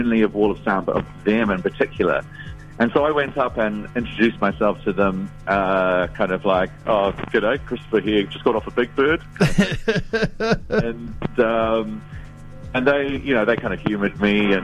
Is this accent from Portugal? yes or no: no; New Zealand; I was from New Zealand